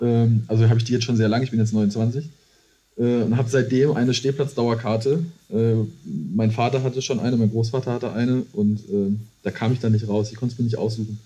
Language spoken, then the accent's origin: German; Iserlohn, North Rhine-Westphalia, Germany; moved away as an adult; now in Cologne, Germany; ich komme aus der Nähe von Dortmund